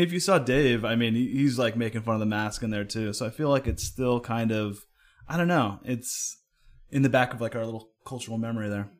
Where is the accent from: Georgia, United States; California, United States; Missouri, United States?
California, United States; Oakland; moved away; originally born and raised in Oakland